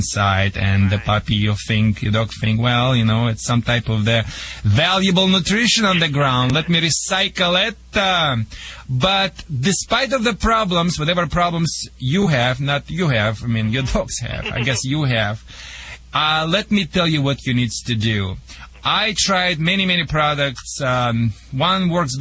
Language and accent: English; Russia; accent: Russian; English is a second language; moved away as an adult; also born or lived in Michigan; now in United States